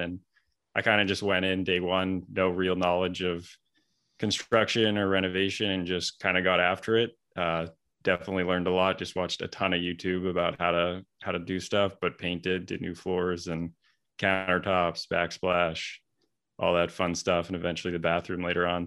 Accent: Vancouver, British Columbia, Canada; moved away as an adult; now in Boston, United States; I'm originally from Vancouver, Canada

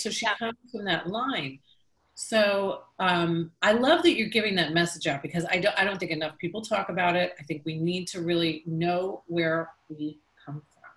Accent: Long Island, New York, United States; moved away as an adult; now in Tampa Bay, United States; I was from New York

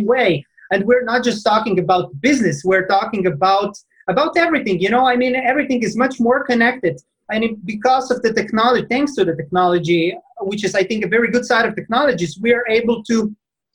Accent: Slovenia; I'm coming from Slovenia. It's a tiny country, you know, in Central Europe

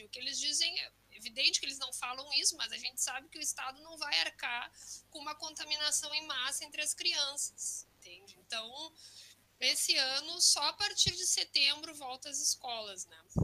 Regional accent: Rio Grande do Sul, Brazil; moved away as an adult; now in Valencia, Spain; sou gaúcha e sou mestre em história pela URGS, né? Então, estou um pouco distante, mas venho do Rio Grande do Sul

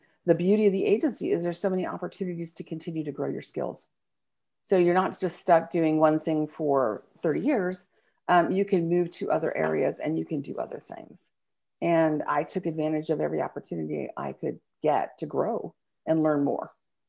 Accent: California, United States; You know, I grew up in California. My dad was Navy, so we traveled around and we moved different places as a kid.

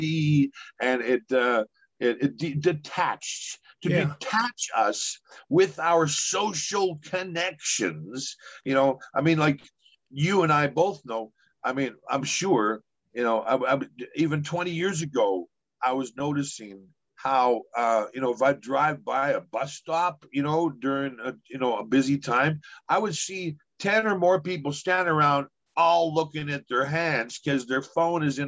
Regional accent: Edmonton, Alberta, Canada; now in Vancouver, Canada; my hometown of Edmonton, Alberta

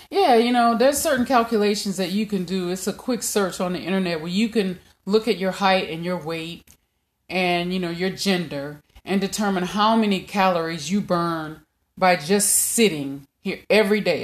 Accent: Louisiana, United States; I'm from Louisiana

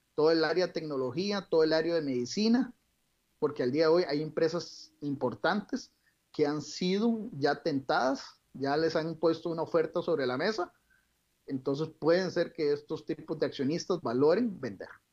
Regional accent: Costa Rica; como todo costarricense

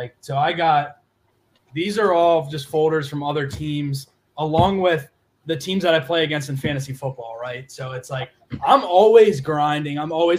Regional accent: Maryland, United States; Like, I grew up in Maryland. I've been like all over the place. I moved up here earlier this year, and my family, they were Nats fans

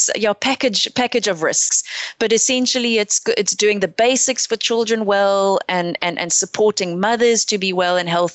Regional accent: South Africa; as South African scientists and researchers

